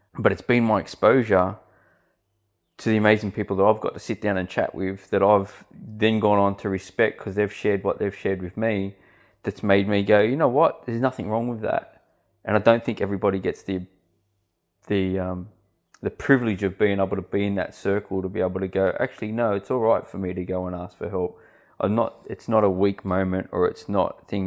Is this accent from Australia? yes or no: yes; Sydney, New South Wales, Australia; moved away as an adult; now in Central Coast, Australia; I grew up in Western Sydney, um, and we moved here just on six years ago.